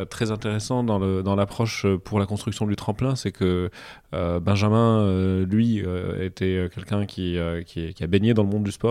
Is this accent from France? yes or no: no; Cairo, Cairo Governorate, Egypt; moved away; je suis né au Caire